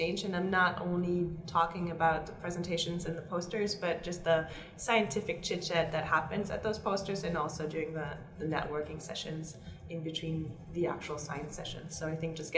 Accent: Germany; now in California, United States; I'm originally from Germany and I live in California right now.

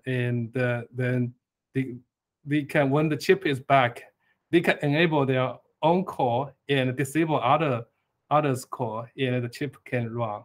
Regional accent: eastern China, China; I was born in Eastern China

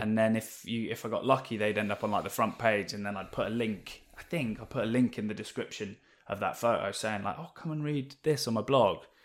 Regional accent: Oxfordshire, South East England, United Kingdom; also born or lived in West London; now in Newquay, United Kingdom; so I grew up in, in West London originally till I was about ten or eleven, and then we moved out to, um, a little village in Oxfordshire.

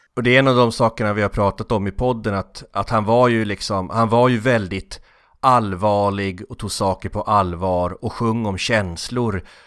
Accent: Norrland, Sweden; vi norrlänningar

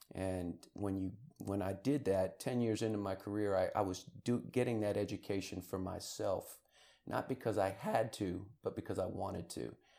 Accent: Rockville, Maryland, United States; I'm originally from Rockville, Maryland, just outside of Washington, D C

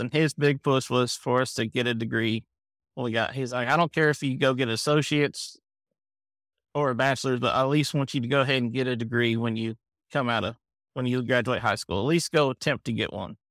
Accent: Camden, Ohio, United States; now in Kentucky, United States; We grew up in Ohio, Camden, which is between Cincinnati and Dayton

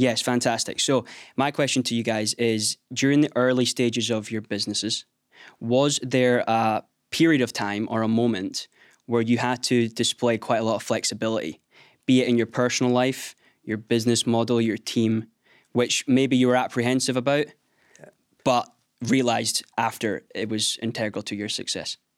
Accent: Skye, Scotland, United Kingdom; Growing up on Sky, there wasn't a heck of a lot of business

